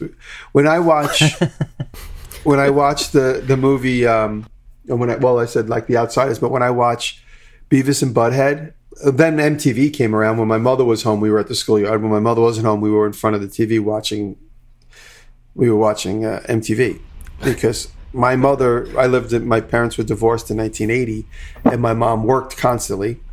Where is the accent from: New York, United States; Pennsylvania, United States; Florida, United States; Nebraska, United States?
New York, United States; Long Island; growing up on Long Island